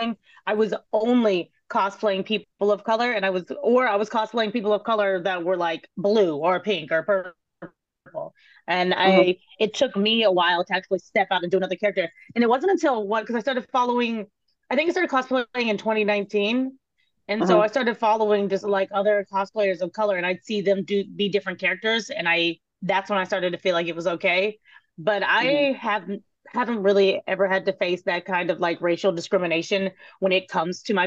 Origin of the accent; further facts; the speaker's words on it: Texas, United States; I'm from Texas